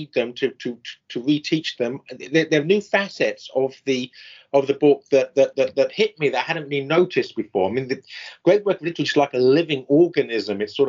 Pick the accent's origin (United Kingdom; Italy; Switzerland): United Kingdom; England; now in United States; I'm English